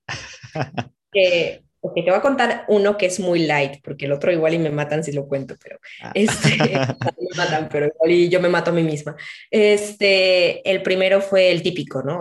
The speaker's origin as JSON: {"language": "Spanish", "country": "Mexico", "moved": "yes", "lives_now": "Spain", "said": "a nosotros en México nos suena chistoso"}